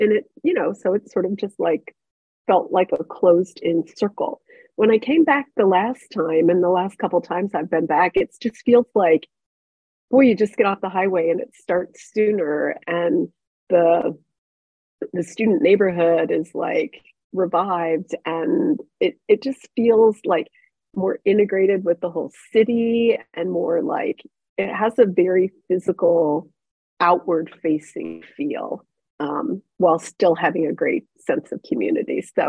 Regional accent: Cincinnati, Ohio, United States; born or raised there

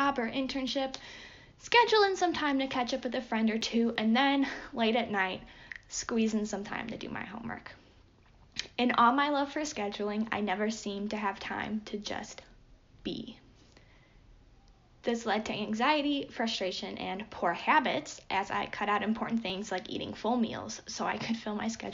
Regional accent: Cleveland, Ohio, United States; moved away; I'm originally from the Cleveland area

